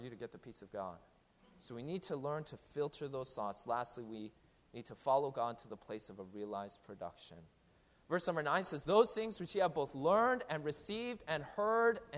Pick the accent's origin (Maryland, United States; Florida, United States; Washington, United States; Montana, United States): Washington, United States; Seattle; now in New Jersey, United States; I'm from Seattle